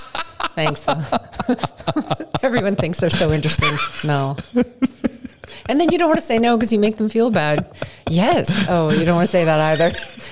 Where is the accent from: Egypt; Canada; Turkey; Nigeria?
Canada; now in United Arab Emirates; And we're both Canadian.